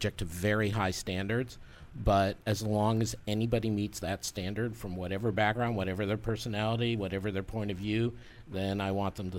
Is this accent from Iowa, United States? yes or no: no; outside Boston, Massachusetts, United States; moved away; I grew up outside Boston